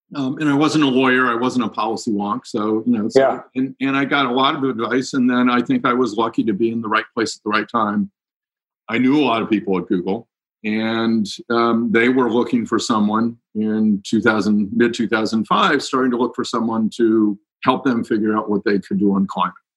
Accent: Cincinnati, Ohio, United States; moved away as an adult; I grew up in Cincinnati

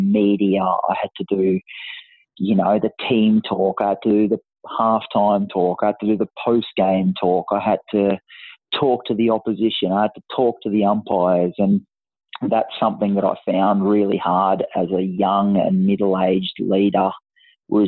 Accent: country Queensland, Australia; I was always one of the captains or the key players of representative teams in country Queensland

